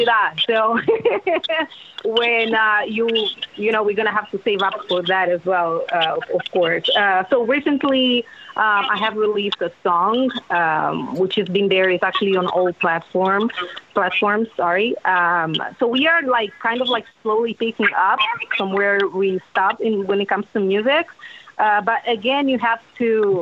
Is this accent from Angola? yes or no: yes; Angola; moved away as an adult; also born or lived in Bay Area, California; now in Las Vegas, United States; So Mari and I were actually very successful in the music industry back in our country